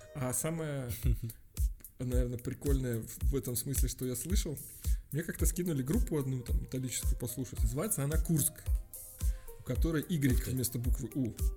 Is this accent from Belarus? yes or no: yes; Minsk, Belarus; когда говорил откуда ты, я говорил из Минска